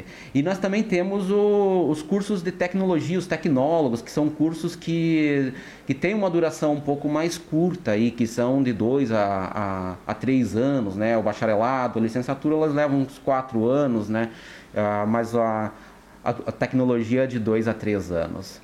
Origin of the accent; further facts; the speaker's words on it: Francisco Beltrão, Paraná, Brazil; nascido e criado é, em Francisco Beltrão